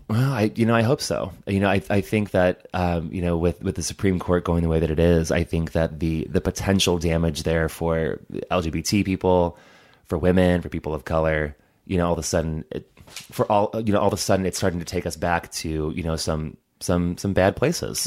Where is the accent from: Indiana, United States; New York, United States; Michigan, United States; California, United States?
Indiana, United States; Hobart; I grew up in Hobart, Indiana